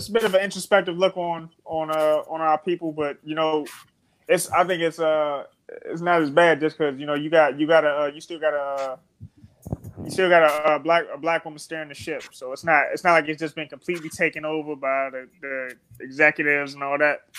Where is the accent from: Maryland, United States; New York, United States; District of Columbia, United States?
Maryland, United States; Forestville; I'm from Fordsville, Maryland. You know, I'm from the product of the DMV